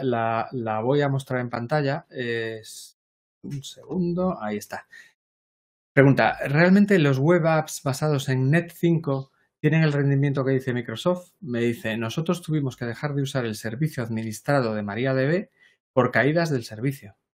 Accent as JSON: {"language": "Spanish", "region": "Galicia", "country": "Spain", "said": "aquí en Galicia decimos ambas"}